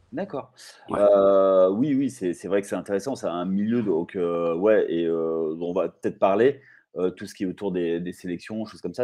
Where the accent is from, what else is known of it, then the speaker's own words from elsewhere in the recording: Limoges, Nouvelle-Aquitaine, France; je suis de Limoges